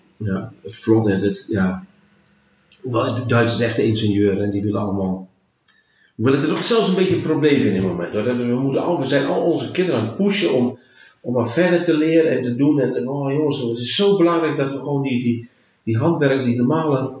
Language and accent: Dutch; Netherlands